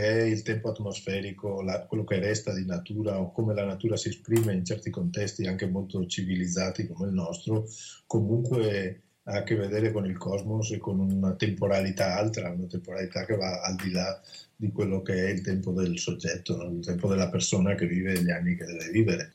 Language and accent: Italian; Alta Padovana, Veneto, Italy; il mio paese